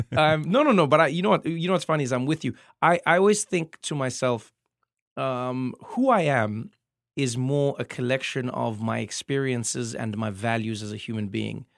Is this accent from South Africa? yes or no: yes; South Africa; moved away; as a South African comedian